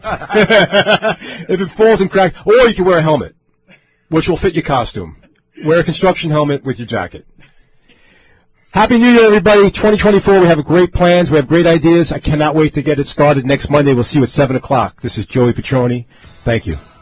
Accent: New York City, New York, United States; I grew up in Queens

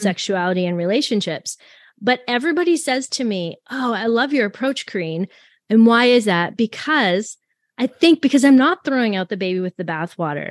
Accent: Canada; I'm French Canadian

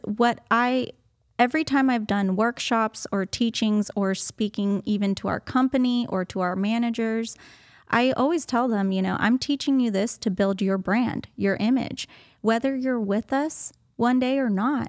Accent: Los Angeles, California, United States; moved away as an adult; also born or lived in San Diego; now in Tyler, United States; I was born and raised in Los Angeles

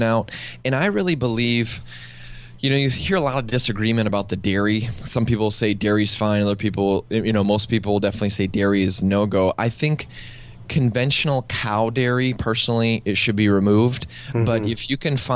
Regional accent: Midwest, United States; now in California, United States; I live now in California, but I grew up in the Midwest

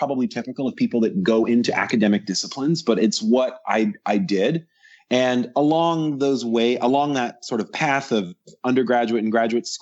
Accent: Central Virginia, United States; moved away as an adult; also born or lived in Knoxville, Tennessee; I grew up in Central Virginia

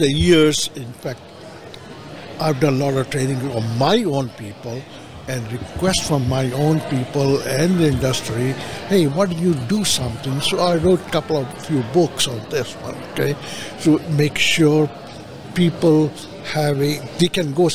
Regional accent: Nashville, Tennessee, United States; my hometown, Nashville

